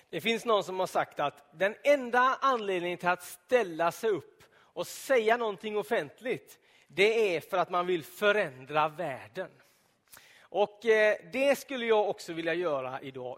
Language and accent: Swedish; Donsö, Västra Götaland, Sweden; På Donsö, där jag växte upp, i södra skärgården